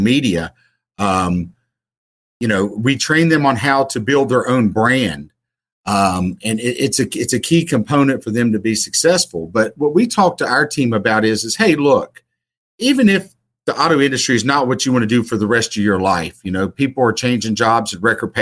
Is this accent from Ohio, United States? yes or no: no; Southern West Virginia, United States; moved away; I'm originally from Southern West Virginia